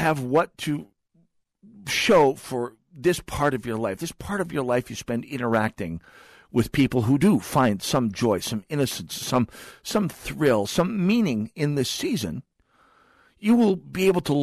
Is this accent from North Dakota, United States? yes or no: yes; North Dakota, United States; now in Twin Cities, United States; I'm from North Dakota